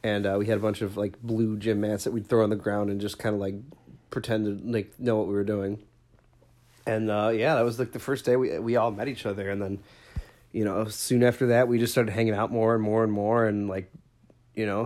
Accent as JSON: {"language": "English", "town": "Bridgeview", "region": "Illinois", "country": "United States", "tie": "born or raised there", "said": "I grew up in Bridgeview, Illinois, which is the next town over"}